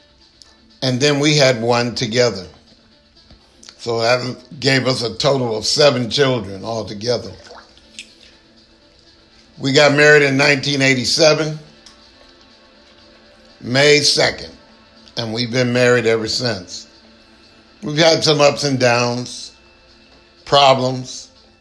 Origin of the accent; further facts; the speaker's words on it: San Jose, California, United States; also born or lived in San Francisco; now in Stockton, United States; I was born in San Francisco, grew up in San Jose